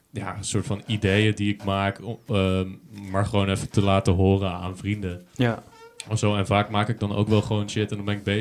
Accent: Boxmeer, North Brabant, Netherlands; now in Arnhem, Netherlands; ik kom uit Boksmeer. Dat is eh, ten zuiden van Nijmegen.

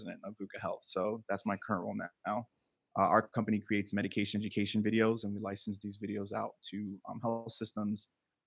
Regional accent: Miami, Florida, United States; also born or lived in New Jersey; I'm from Miami, Florida. I was raised here. I can't say born and raised because I was born in New Jersey, but I moved to Miami when I was one. Raised in Miami, pretty much knew this my whole life

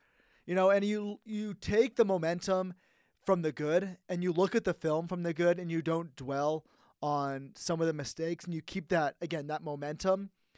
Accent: San Jose, California, United States; now in Reno, United States; I grew up in the San Jose area

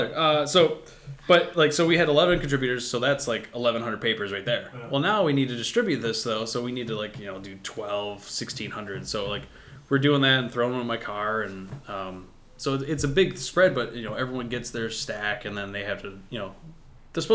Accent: Michigan, United States; I grew up in Michigan.

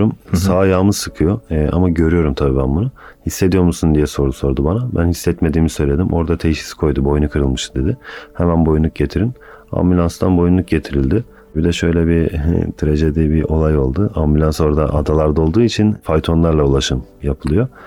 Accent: Istanbul, Turkey; born there; 1989 İstanbul doğumluyum. Aslen Karamanlıyım.

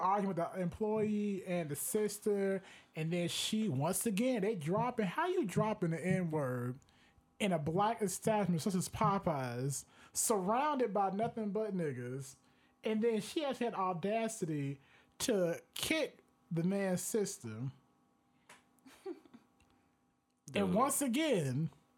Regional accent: Miami, Florida, United States; now in Orlando, United States; my hometown, the 305

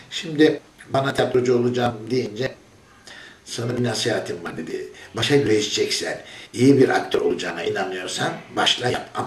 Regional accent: Istanbul, Turkey; born there; 2 Aralık 1945 doğumluyum. Fatih doğumluyum. İstanbul Dersaadet Tarihi Yarımada'da doğdum.

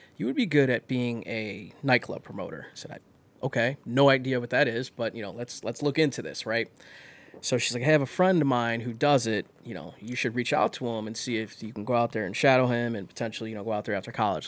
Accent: Elyria, Ohio, United States; also born or lived in Las Vegas, Nevada; now in Cleveland, United States; I grew up in Elyria

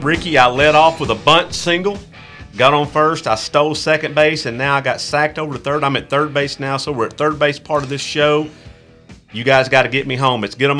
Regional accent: Texas, United States; I grew up in Texas

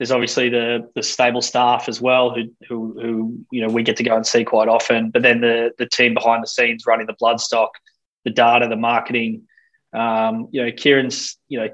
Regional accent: Sydney, New South Wales, Australia; I've been doing my best for the last 10 years to get away from the Shire, but can't deny that's where I grew up

